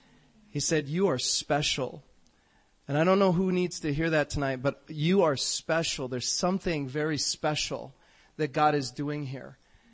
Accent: North Carolina, United States; born there; also born or lived in Chicago, Illinois / Fargo, North Dakota; I grew up in a middle class home. I was born in North Carolina, and then we moved to Chicago, Illinois. My sister was born there, and then we moved to Fargo, North Dakota.

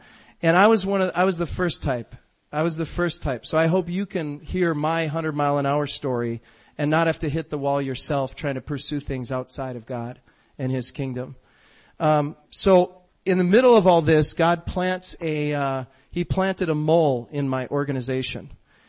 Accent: North Carolina, United States; born there; also born or lived in Chicago, Illinois / Fargo, North Dakota; I grew up in a middle class home. I was born in North Carolina, and then we moved to Chicago, Illinois. My sister was born there, and then we moved to Fargo, North Dakota.

